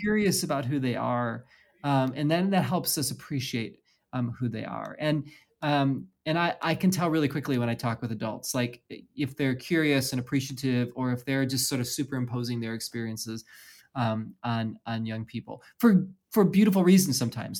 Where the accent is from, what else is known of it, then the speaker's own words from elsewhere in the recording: Midwest, United States; also born or lived in Chicagoland; now in West Coast, United States; I'm born and raised in the Midwest, um, spent some time in Chicagoland as well